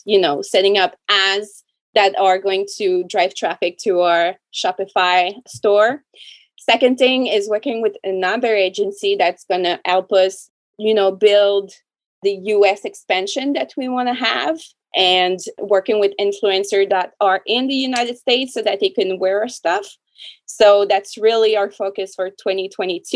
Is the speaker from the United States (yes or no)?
no; Canada; I'm French Canadian